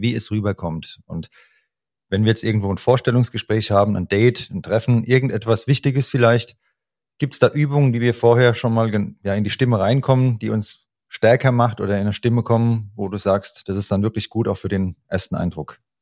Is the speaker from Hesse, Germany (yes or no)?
yes; Hesse, Germany; accent: Hessian; dieses SCH rauszukriegen als Hesse, da ist das Sch Isch